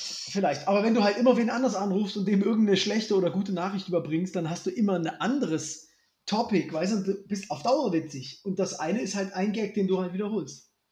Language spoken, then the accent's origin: German; Germany